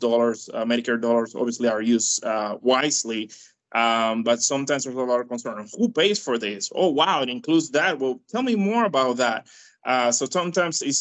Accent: Dominican Republic; now in United States; I am from Dominican Republic

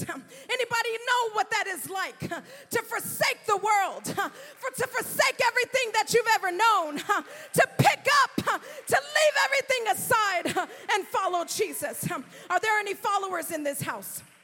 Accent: California, United States; now in Florida, United States; I come from California, hundreds and hundreds, probably thousands of miles, definitely thousands of miles from Florida.

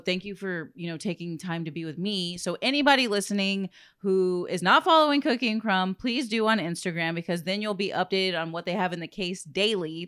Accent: Corpus Christi, Texas, United States; being a born and raised in Corpus

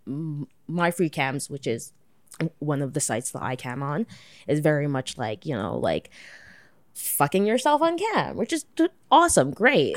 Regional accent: Toronto, Ontario, Canada; I'm, like, born and raised Toronto

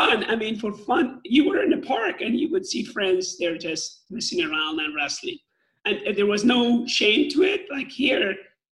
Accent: Iran; moved away as an adult; my hometown was, back then, was one of the best, I would say, top 3 or 5 in nation in Iran

